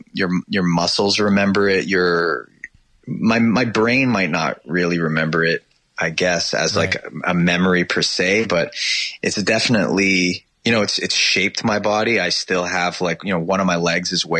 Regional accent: Toronto, Ontario, Canada; also born or lived in England; I grew up in the east end of Toronto

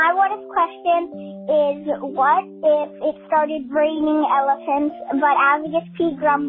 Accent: Minnesota, United States; I'm from Minnesota.

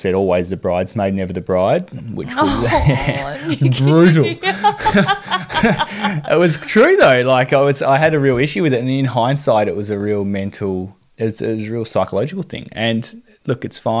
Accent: Devonport, Tasmania, Australia; growing up in Devonport, it was a really big basketball town

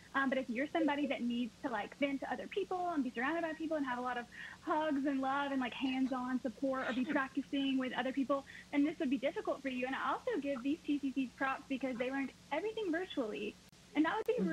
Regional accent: Piedmont, South Carolina, United States; I'm from Piedmont, South Carolina.

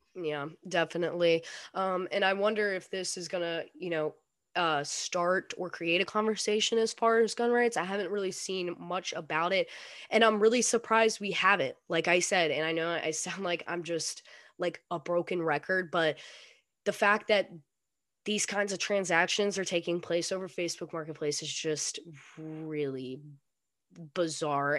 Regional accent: North Carolina, United States; I'm I'm in North Carolina, North Carolina right now. I grew up in North Carolina

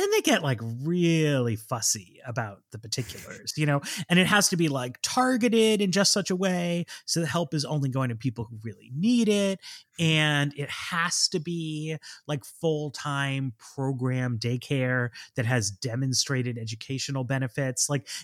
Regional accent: Manhattan, New York, United States; Like I grew up in Manhattan, so people can easily caricature me as like just like a big city person.

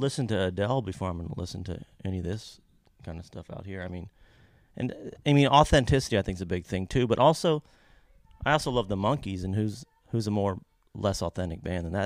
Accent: Kentucky, United States; I'm from Kentucky

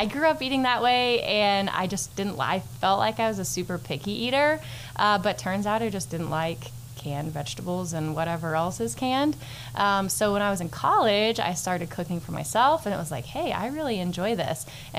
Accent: Canyon, Texas, United States; also born or lived in Houston, Texas; now in Amarillo, United States; I'm actually from here originally. So from Canyon, Texas, grew up here, moved off, went to A&M, then met my husband. Yes. Go Aggies. Met my husband. We moved to Houston. We lived there for a while and moved back to Amarillo for this job specifically.

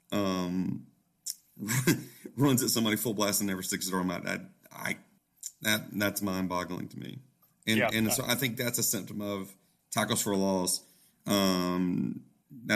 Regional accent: Georgia, United States; I spending a lot of time growing up in Georgia, spending a lot of time in the Atlanta area over the last 25 years

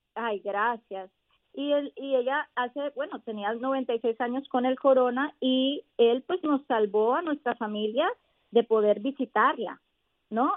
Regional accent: Miami, Florida, United States; also born or lived in Colombia; yo soy colombiana, yo soy inmigrante, yo llegué aquí a mis seis añitos y me crié en, en, en el sur de la Florida, en Miami

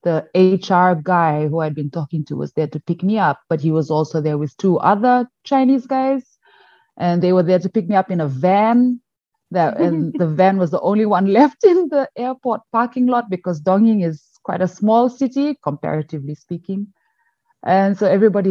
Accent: Fiji; moved away as an adult; also born or lived in China; now in Shandong, China; I am from Fiji, actually. So I was brought up and worked and lived and everything in Fiji.

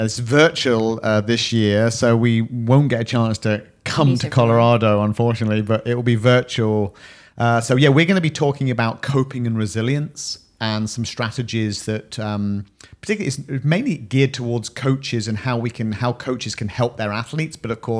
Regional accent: United Kingdom; We're British.

